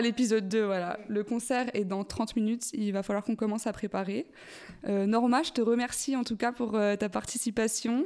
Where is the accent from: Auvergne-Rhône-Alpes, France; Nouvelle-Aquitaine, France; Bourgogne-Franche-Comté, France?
Bourgogne-Franche-Comté, France; Besançon; now in Lyon, France; je viens de Besançon, moi, à la base